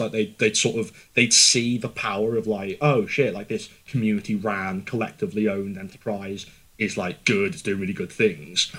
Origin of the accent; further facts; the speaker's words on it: Liverpool, North West England, United Kingdom; I don't know how biased I am coming from Liverpool